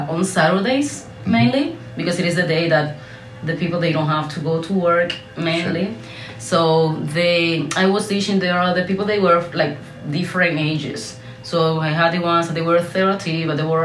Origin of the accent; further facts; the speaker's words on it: Baracoa, Guantánamo, Cuba; English is a second language; also born or lived in Santiago de Cuba; I am from Baracoa, and I was studying